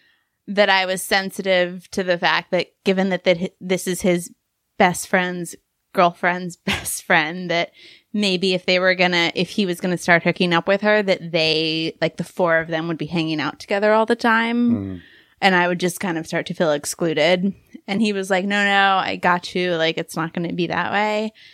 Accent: London, United Kingdom; I grew up in big cities. I grew up in London, actually.

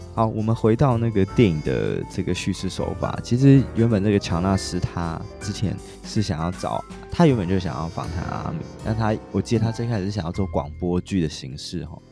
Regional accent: Taiwan; 身为台湾人

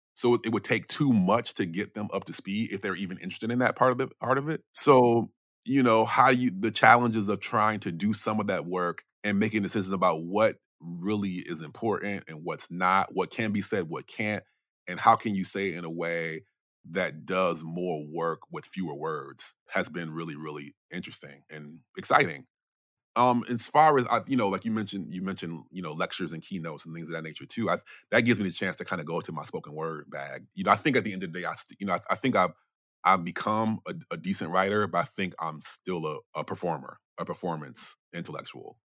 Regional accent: Chicago area, Illinois, United States; moved away as an adult; also born or lived in Brooklyn, New York; I'm not directly from Chicago, but it's the biggest city in it where I grew up

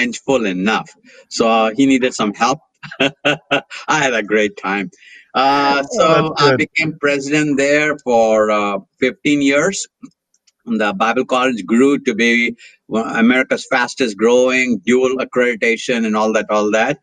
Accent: India; now in Atlanta, United States; I was very, very blessed, absolutely blessed to be born in a spirit-filled pastor's home in India

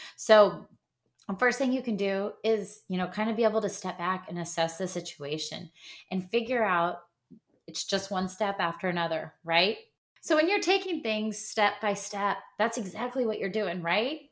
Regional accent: Midwest, United States; I'm from the Midwest

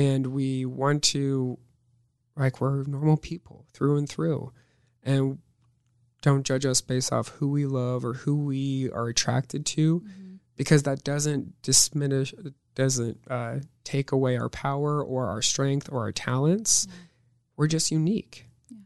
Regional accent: Omaha, Nebraska, United States; also born or lived in Northwest Missouri State (university); I was born and raised in Omaha, Nebraska.

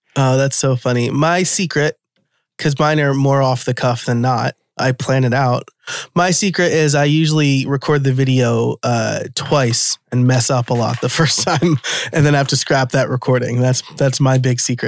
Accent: New York, United States; born and raised in New York.

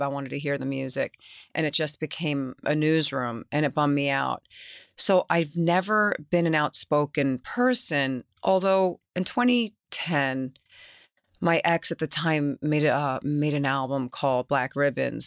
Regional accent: New York City, New York, United States; accent: New York; I was raised in Queens, my grandma's house.

